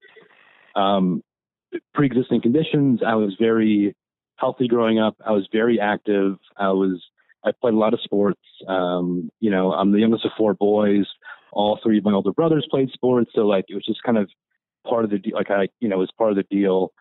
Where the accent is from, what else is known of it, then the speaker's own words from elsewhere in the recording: eastern Pennsylvania, United States; I grew up in Pennsylvania, on the eastern side of Pennsylvania